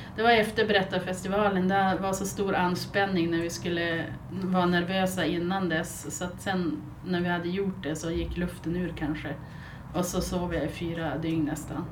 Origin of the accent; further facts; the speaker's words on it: Byske, Västerbotten County, Sweden; moved away as an adult; also born or lived in Malmö / Gothenburg / Alingsås; now in Skellefteå, Sweden; Sen har jag flyttat tillbaks till Byske där jag är född och uppvuxen och sen hamnade jag i Skellefteå igen